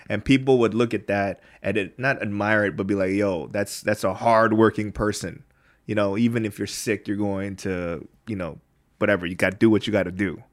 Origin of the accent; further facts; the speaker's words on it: United States; now in Korea; we're from there